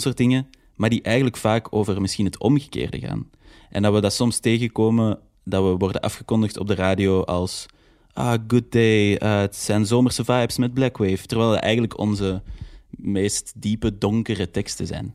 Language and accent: Dutch; Antwerp, Flanders, Belgium; mijn roots liggen zo echt in Antwerpen